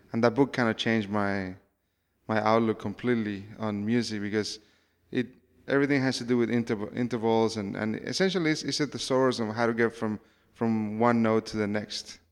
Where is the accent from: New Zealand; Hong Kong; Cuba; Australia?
Cuba; I come from Cuba